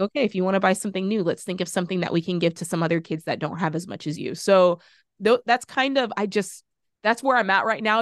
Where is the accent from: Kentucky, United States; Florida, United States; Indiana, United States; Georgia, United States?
Florida, United States; That's my home state